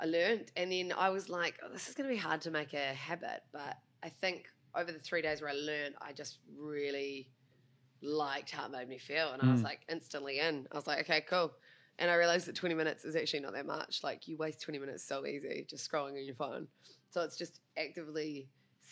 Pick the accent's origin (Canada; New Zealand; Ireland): New Zealand; moved away as an adult; now in Australia; I'm Kiwi. Don't know if you can tell by my accent.